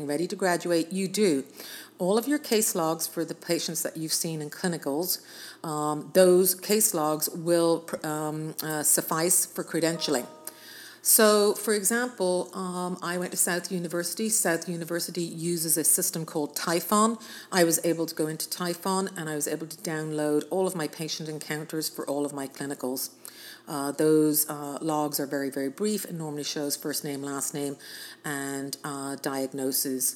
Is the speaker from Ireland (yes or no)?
yes; Ireland; now in United States; I'm actually Irish, but I'm a U.S. citizen